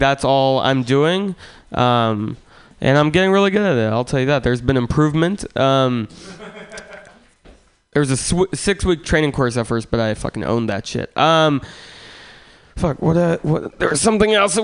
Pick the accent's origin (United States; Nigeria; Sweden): United States; San Francisco, California; I grew up in San Francisco